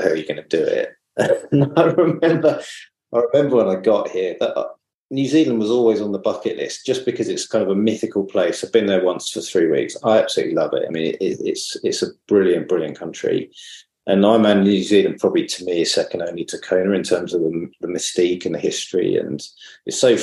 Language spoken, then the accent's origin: English; Brighton, South East England, United Kingdom; moved away as an adult; now in Manly, Australia; I come from Brighton originally.